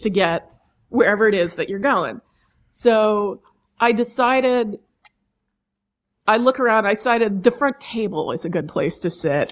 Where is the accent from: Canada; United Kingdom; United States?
United States; New York City, New York; also born or lived in East End, Long Island; I grew up mostly in Manhattan